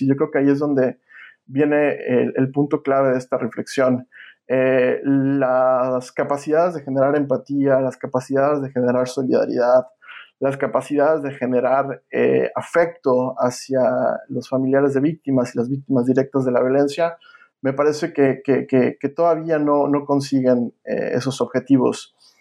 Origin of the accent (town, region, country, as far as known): Mexico; also born or lived in Villanova, Pennsylvania, United States; now in United States